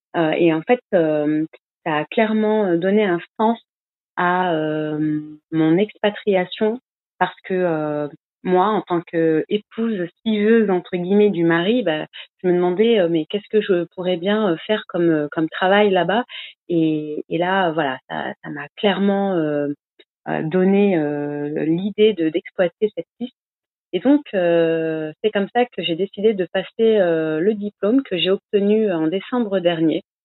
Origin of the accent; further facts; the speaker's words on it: north-east France, France; je suis originaire du nord-est de la France